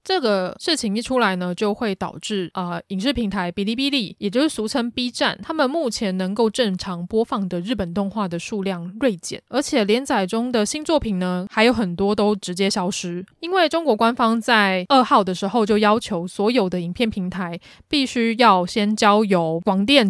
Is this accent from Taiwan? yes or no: yes; Taiwan; 身为台湾人，我自己在看《进击的巨人》